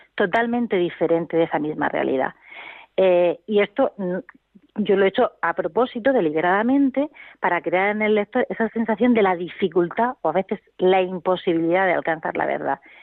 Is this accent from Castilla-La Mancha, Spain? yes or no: no; Region of Murcia, Spain; nosotros somos de Murcia